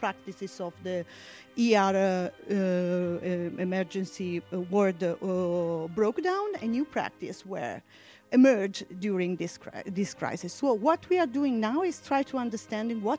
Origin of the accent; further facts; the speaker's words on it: Bergamo, Lombardy, Italy; I am from Bergamo